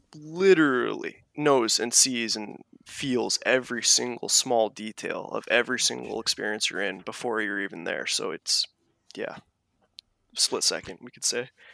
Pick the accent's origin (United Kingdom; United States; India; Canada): United States; Kauai, Hawaii; I was born on Kauai, the garden island of Hawaii